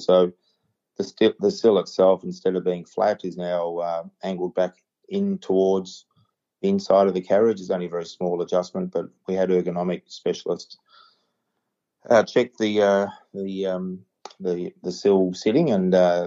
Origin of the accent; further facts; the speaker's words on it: Yarra Junction, Victoria, Australia; also born or lived in Warrnambool / Bendigo; I grew up in the Yarra Valley. I grew up in Yarra Junction, and my dad's still up there